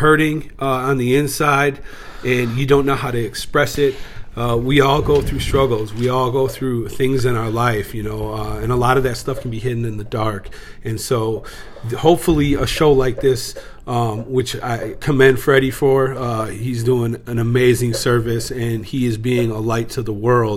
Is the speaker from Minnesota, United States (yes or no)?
yes; St. Paul, Minnesota, United States; also born or lived in Edina, Minnesota / Twin Cities; I was born in Edina, Minnesota. Grew up in East St. Paul